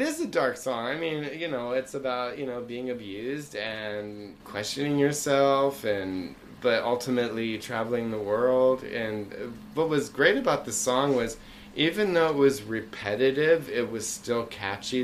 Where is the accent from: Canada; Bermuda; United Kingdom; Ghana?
Bermuda; moved away; also born or lived in Concord, Massachusetts; I lived, I grew up in Bermuda, and we transferred to Massachusetts